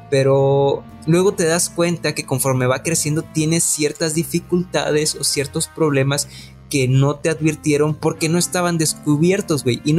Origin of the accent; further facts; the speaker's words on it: Monterrey, Nuevo León, Mexico; Soy de Monterrey.